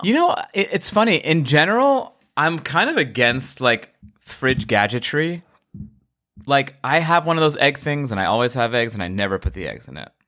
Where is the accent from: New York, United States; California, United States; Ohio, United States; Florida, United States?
New York, United States; now in Los Angeles, United States; I'm a New Yorker. I live in L A.